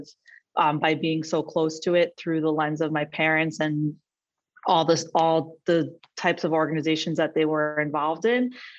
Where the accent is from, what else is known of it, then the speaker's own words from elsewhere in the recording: Cedarhurst, New York, United States; now in Brooklyn, United States; I grew up in Cedarhurst, New York, which is one of the five towns in Long Island. It is very modern Orthodox. I would say aligned with the Yeshiva University ideology.